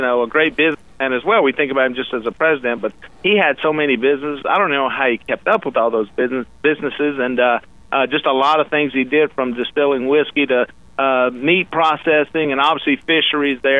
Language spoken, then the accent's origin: English; Louisiana, United States; I'm from Louisiana